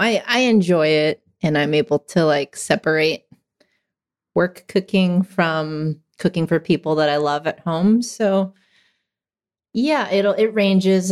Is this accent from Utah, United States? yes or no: no; Hacienda Heights, California, United States; also born or lived in San Gabriel Valley / Whittier; I grew up in Hacienda Heights.